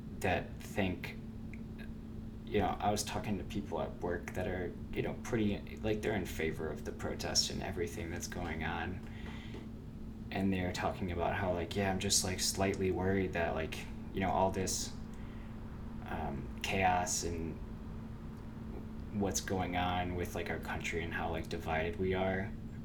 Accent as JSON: {"language": "English", "region": "Maryland", "country": "United States", "said": "I'm from the People's Republic of Maryland"}